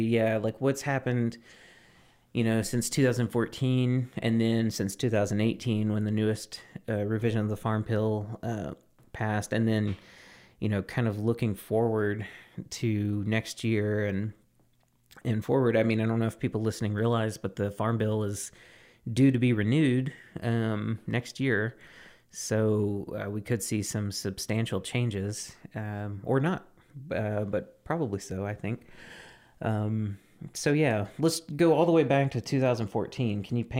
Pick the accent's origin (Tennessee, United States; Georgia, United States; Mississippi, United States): Mississippi, United States; like in my home state of Mississippi, like it's taken them forever to get their hemp rules